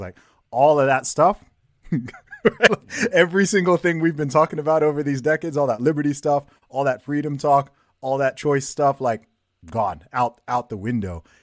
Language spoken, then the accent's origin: English; Saudi Arabia; moved away; I grew up in Saudi Arabia myself